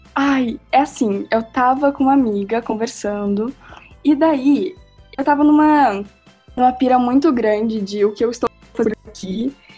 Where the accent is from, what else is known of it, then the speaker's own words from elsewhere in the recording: Rio Grande do Sul, Brazil; eu sou gaúcha